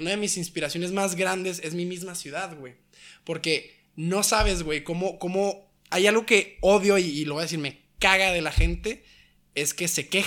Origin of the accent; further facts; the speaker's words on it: Mexico; now in United States; No, no, no, soy mexicano.